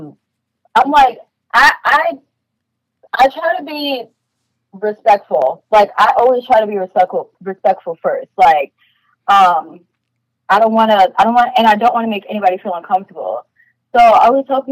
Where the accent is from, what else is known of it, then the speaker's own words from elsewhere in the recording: New York, United States; I am from New York.